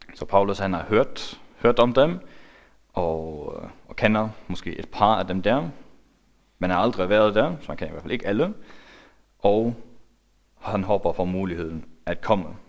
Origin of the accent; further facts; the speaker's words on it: Faroe Islands; now in Denmark; Jeg er færing